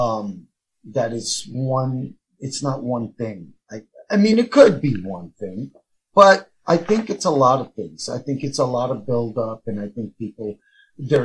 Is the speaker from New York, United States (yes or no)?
yes; New York City, New York, United States; I grew up in the South Bronx